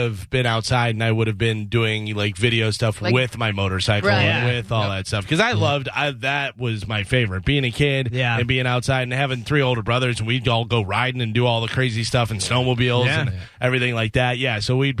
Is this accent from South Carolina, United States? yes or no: no; Illinois, United States; I grew up in Illinois, in snow, the blizzard of 79.